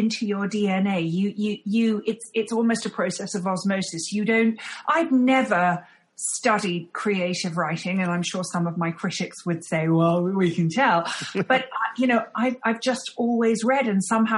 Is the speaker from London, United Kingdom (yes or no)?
yes; London, United Kingdom; moved away; I'm a Londoner, born and bred